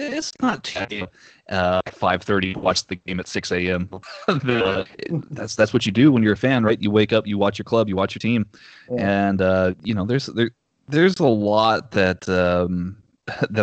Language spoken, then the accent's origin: English; Austin, Texas, United States; accent: Southern; My hometown, Austin